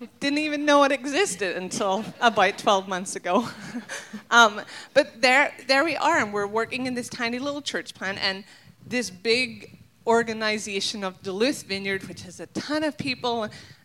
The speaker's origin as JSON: {"language": "English", "country": "Ireland", "moved": "yes", "lives_now": "Minnesota, United States", "said": "I'm not American. And so I'm going to embrace the Irishness inside of me"}